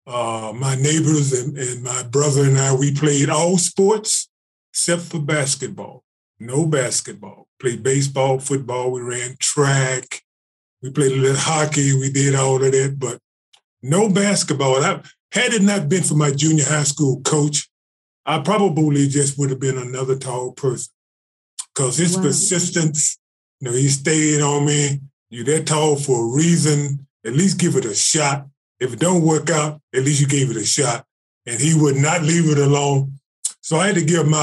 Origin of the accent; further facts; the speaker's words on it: Shreveport, Louisiana, United States; I'm in Louisiana now, back in my home state